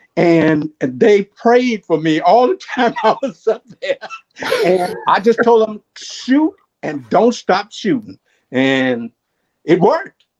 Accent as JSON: {"language": "English", "town": "Baton Rouge", "region": "Louisiana", "country": "United States", "tie": "born or raised there", "moved": "yes", "lives_now": "Jackson, United States", "said": "I'm from Baton Rouge, Louisiana."}